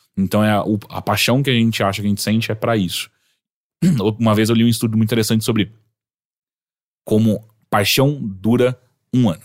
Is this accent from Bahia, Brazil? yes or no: no; Atibaia, São Paulo, Brazil; moved away as an adult; now in São Paulo, Brazil; eu voltava todo final de semana sem falta pra Atibaia